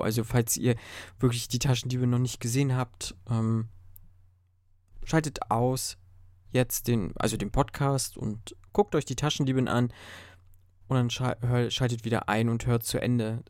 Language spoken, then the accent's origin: German; Germany; bei uns in Deutschland